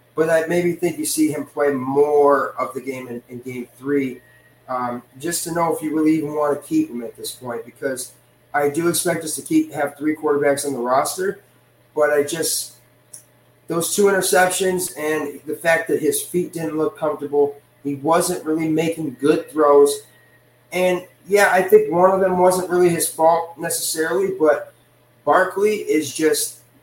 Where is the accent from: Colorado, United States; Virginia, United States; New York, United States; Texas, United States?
New York, United States; Le Roy; my hometown of Leroy, New York, just about an hour outside of Buffalo